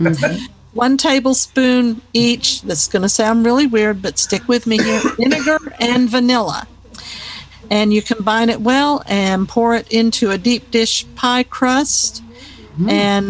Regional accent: California, United States; born there; Well, I was born in California, but that's just because my dad was stationed there.

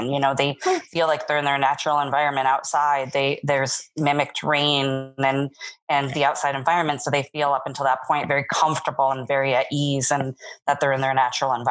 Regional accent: East Coast, United States; now in Las Vegas, United States; I'm from the East Coast.

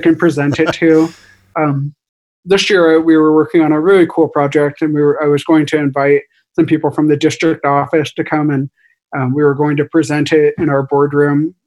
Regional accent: Seattle, Washington, United States; my wife is from Japan and her family all lives in Japan and we're from Seattle

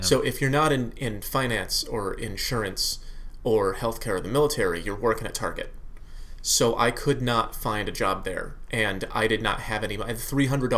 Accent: Connecticut, United States; moved away as an adult; also born or lived in Massachusetts; I grew up in Connecticut. Yeah, I was born in Massachusetts. We moved to Connecticut when I was 3, and I grew up there till I was 28

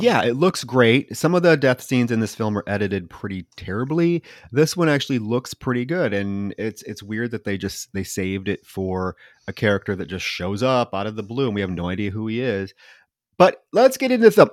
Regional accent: Davenport, Iowa, United States; born or raised there

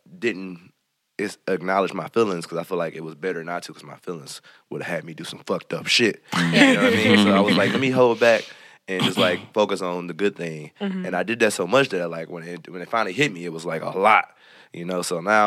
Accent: Hamtramck, Michigan, United States; I grew up in Hamtramck for a little while, so mm-hmm. I love the traditional kinds.

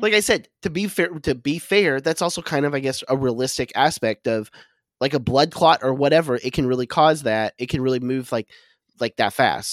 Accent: Oklahoma, United States; moved away; I'm originally from Oklahoma

